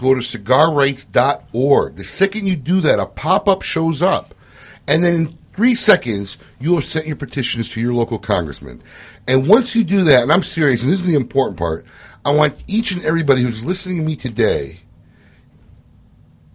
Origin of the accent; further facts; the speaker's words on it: Illinois, United States; my hometown of Illinois